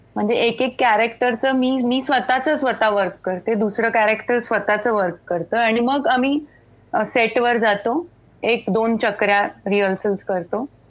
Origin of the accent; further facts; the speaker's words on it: Goa, India; मी खरं तर कोकणी आहे गोव्याची आहे मी त्यामुळे माझ्या कानावर कोकणी